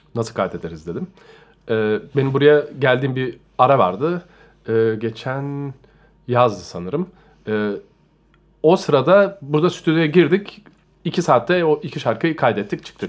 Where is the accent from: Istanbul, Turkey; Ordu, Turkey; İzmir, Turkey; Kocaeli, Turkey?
Istanbul, Turkey; moved away as an adult; now in Germany; İstanbul'da doğdum, büyüdüm